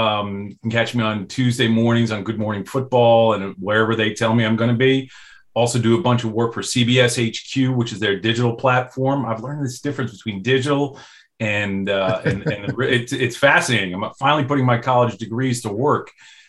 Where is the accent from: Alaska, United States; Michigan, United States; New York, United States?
New York, United States; Growing up in New York, being a Giants fan